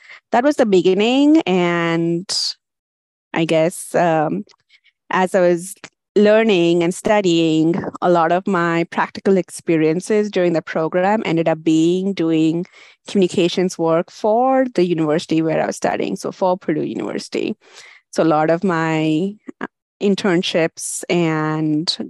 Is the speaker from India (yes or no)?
yes; India; moved away as an adult; now in United States; I had a bachelor's degree in India